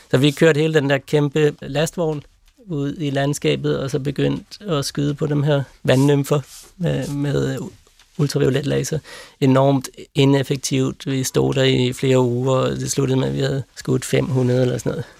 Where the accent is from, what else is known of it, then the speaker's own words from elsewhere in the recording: Copenhagen, Capital Region of Denmark, Denmark; moved away as an adult; now in Lund, Sweden; jeg voksede op der i Vandløse.